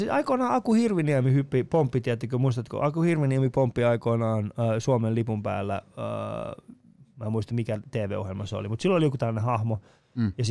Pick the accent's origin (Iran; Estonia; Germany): Iran; now in Finland; mä oon kasvanut Iranissa. Ei sitä musta, niinku, mä oon mm. kasvanut osittain Iranissa, osittain Suomessa.